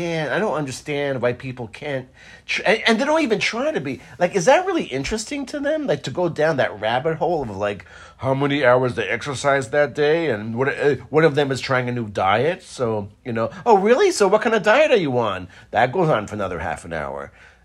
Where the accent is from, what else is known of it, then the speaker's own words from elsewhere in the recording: Israel; moved away; I grew up in Israel.